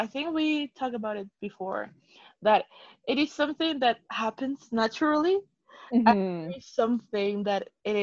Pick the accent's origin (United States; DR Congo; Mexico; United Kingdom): Mexico; moved away; I'm from Mexico.